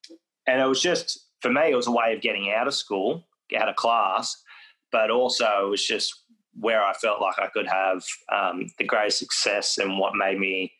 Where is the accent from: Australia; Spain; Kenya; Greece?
Australia; Foster, Victoria; also born or lived in Western Australia; And for me, I wasn't from that country growing up in Foster. I knew I was from WA, but I didn't really understand where and what that meant.